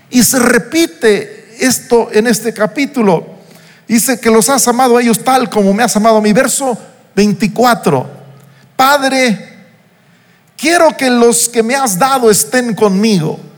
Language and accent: Spanish; Uruapan, Michoacán, Mexico; now in Morelia, Mexico; pasé desde los dos meses de edad mi infancia en Uruapan, una hora y pico de distancia de aquí de Morelia, aunque aquel entonces eran cinco o seis horas entre Morelia y Uruapan